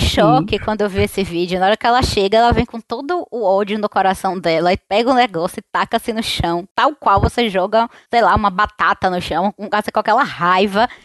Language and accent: Portuguese; Salvador, Bahia, Brazil; sou aqui de Salvador